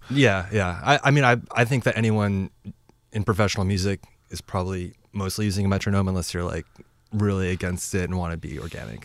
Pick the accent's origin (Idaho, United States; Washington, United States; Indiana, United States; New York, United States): Washington, United States; Lynnwood; I grew up in Linwood